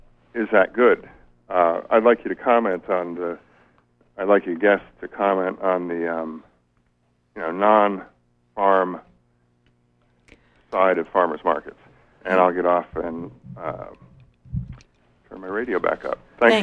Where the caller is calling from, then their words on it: Stonington, Maine, United States; I'm calling from Stonington.